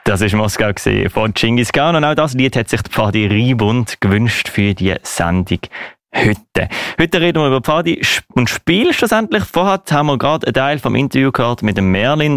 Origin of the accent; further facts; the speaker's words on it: Basel, Basel-Stadt, Switzerland; wir Baslerinnen und Basler